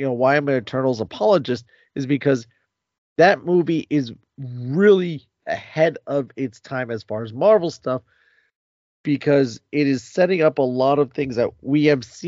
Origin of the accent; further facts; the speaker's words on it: New Jersey, United States; we're all from New Jersey